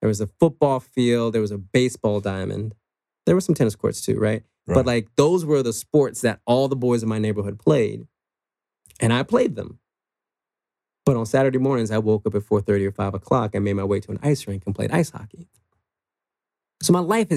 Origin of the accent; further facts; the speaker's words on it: Washington, District of Columbia, United States; Middle class, maybe lower middle class family in Washington, D.C.